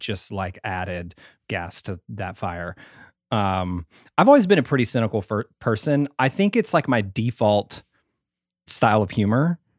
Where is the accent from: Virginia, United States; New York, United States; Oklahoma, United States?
Oklahoma, United States; Ada; also born or lived in Sherman, Texas; grew up in a really small town in southern Oklahoma